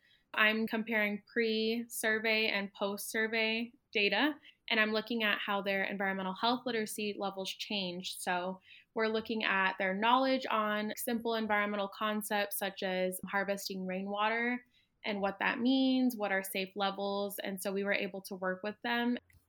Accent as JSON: {"language": "English", "town": "Phoenix", "region": "Arizona", "country": "United States", "tie": "born or raised there", "moved": "as an adult", "lives_now": "Tucson, United States", "said": "going back to my hometown of Phoenix."}